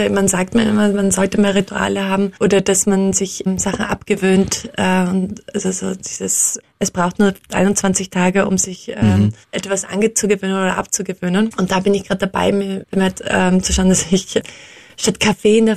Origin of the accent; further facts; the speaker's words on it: Austria; als Österreicherin ist es eigentlich etwas, was selten vorkommt, ähm, dass die Österreicher nach Deutschland gehen um dort zu studieren.